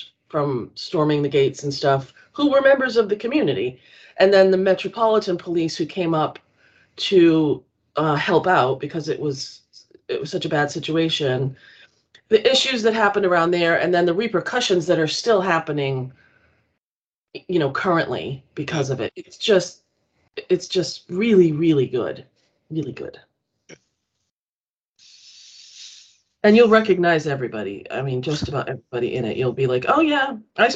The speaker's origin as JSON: {"language": "English", "town": "Auburn", "region": "Massachusetts", "country": "United States", "tie": "born or raised there", "said": "I grew up in Auburn"}